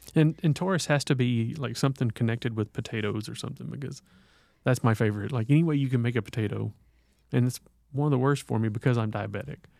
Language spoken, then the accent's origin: English; the South, United States; growing up in the South